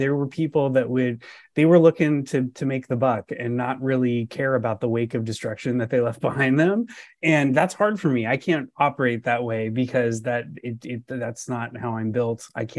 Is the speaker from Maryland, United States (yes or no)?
no; Southern California, United States; moved away as an adult; now in Northern California, United States; Yeah. So I grew up in Southern California.